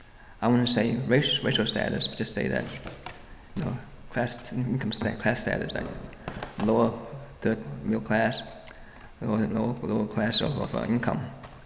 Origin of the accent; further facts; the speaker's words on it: Brooklyn, New York, United States; Well, I think part of my growing up in Brooklyn is to see that also that, you know, I guess, well, I guess not, because I myself just kind of go to school in Brooklyn Borough